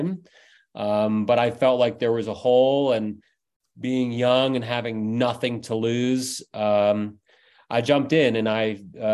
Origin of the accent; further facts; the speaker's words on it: Lambertville, New Jersey, United States; moved away as an adult; also born or lived in Florida Keys, Florida; now in Chicago, United States; I'm from Lambertville, New Jersey, which is right across the bridge from New Hope, Pennsylvania.